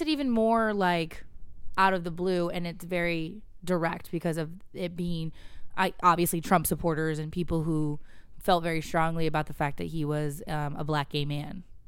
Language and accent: English; West Coast, United States; moved away; I grew up on the West Coast and the far, far West.